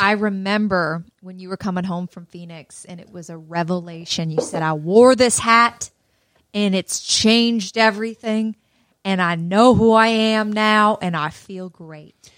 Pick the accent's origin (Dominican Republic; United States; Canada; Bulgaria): Canada; Peterborough, Ontario; also born or lived in Toronto; my hometown of Peterborough